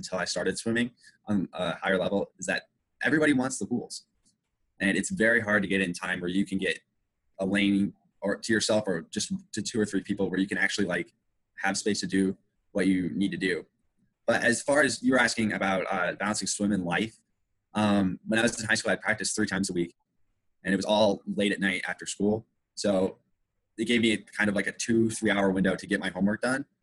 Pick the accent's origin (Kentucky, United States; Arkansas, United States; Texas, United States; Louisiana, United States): Kentucky, United States; Lexington; I'm from Lexington, Kentucky, which is where the university is.